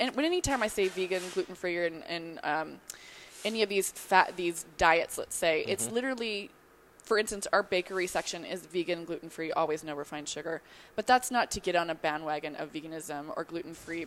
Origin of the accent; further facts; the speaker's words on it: New York, United States; I'm from New York